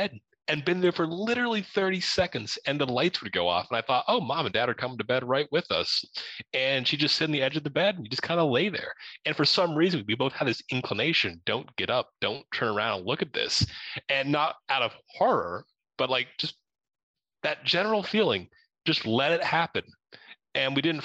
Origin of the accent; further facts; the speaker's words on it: Ohio, United States; now in Arizona, United States; the area that we grew up in Ohio, just outside of the Wright-Patterson Air Force Base